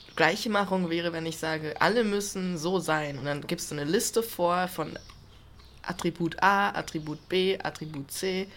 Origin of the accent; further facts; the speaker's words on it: Germany; ich bin Deutscher.